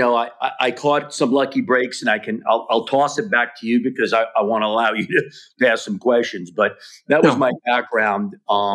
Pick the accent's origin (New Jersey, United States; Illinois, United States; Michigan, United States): New Jersey, United States; moved away; also born or lived in New York / Long Island / Los Angeles; I grew up in New Jersey.